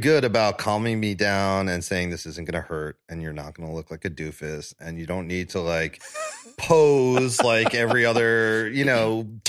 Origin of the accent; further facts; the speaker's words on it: Staten Island, New York, United States; And right before I was born, my parents moved to Staten Island when the bridge was built and they just started to, the Verrazano Bridge is first built.